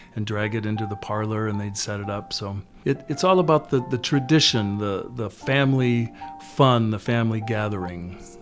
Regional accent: Mankato, Minnesota, United States; I was raised in Mankato, Minnesota

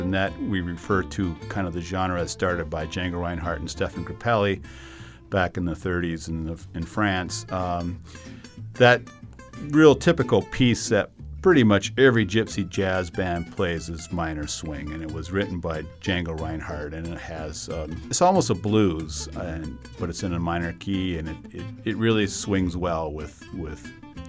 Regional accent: United States; we're not European gypsies. We're American musicians

